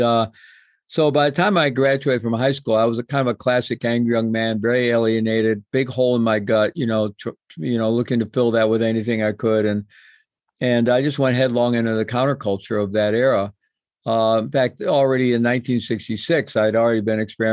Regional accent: Midwest, United States; moved away as an adult; also born or lived in Peru; I grew up in the Midwest in a good Roman Catholic family with good values

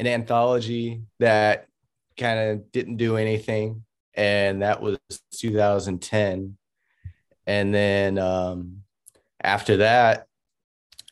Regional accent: Oakland, California, United States; moved away; also born or lived in Los Angeles, California; I come from Oakland, California, and quickly had moved into Los Angeles.

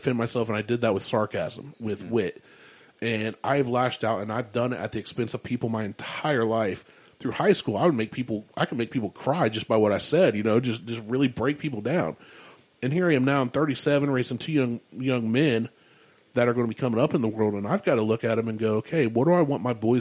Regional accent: Columbus, Ohio, United States; I was born in Columbus

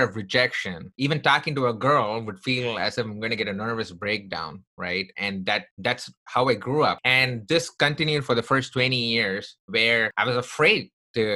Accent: Chennai, Tamil Nadu, India; also born or lived in Texas; now in United States; I grew up in the southern part of India from a place called Chennai.

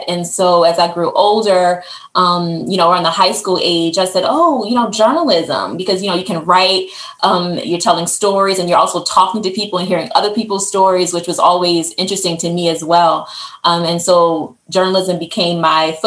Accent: Baltimore, Maryland, United States; also born or lived in Maine; my hometown of Baltimore, which is where my family lives

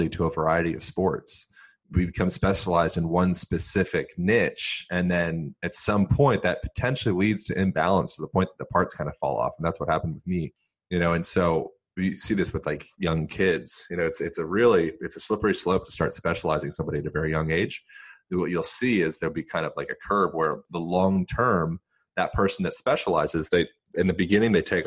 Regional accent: Lancaster, Pennsylvania, United States; I grew up in Lancaster, Pennsylvania, which is, you know, it's like Amish, notorious for like Amish country type area

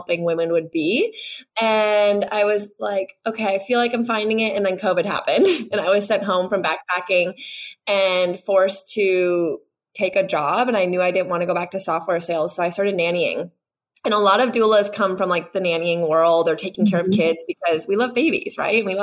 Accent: Wisconsin, United States; moved away as an adult; also born or lived in Chicago, Illinois; now in California, United States; I'm from the Midwest, grew up in Wisconsin, small town

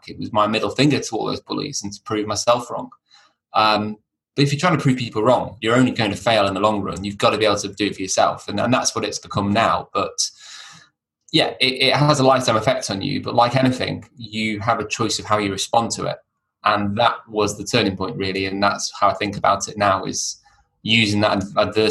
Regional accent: Chester, North West England, United Kingdom; I was brought up near Chester, only child

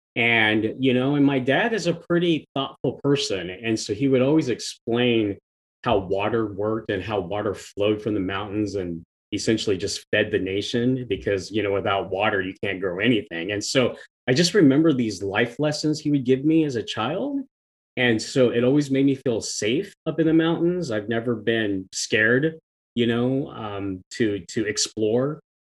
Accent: Kansas, United States; growing up in Kansas

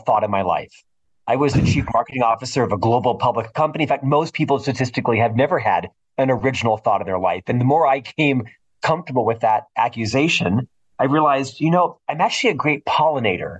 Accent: Florida, United States; now in Salt Lake City, United States; I'm originally from Florida.

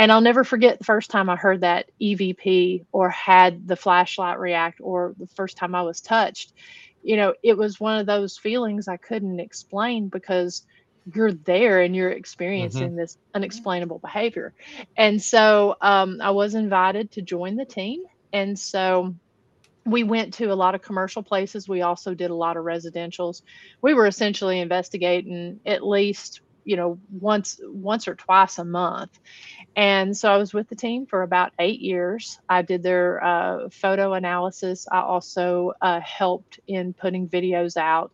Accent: Huntsville, Tennessee, United States; I grew up here in the Appalachian Mountains of East Tennessee

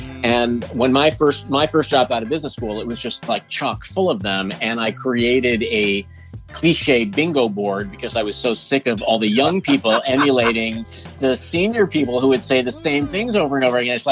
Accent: New York, United States; growing up in New York

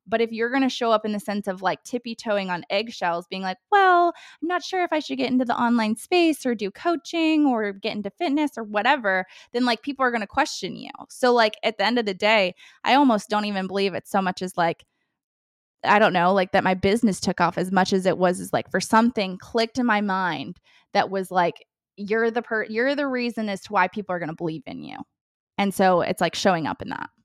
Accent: Ohio, United States; also born or lived in Hawaii; now in Nashville, United States; I'm originally from Ohio

